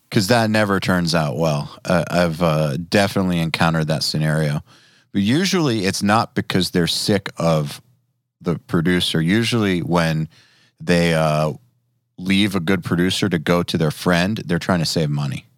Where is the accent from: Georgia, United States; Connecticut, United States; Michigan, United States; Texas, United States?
Georgia, United States; Atlanta; I'm from Atlanta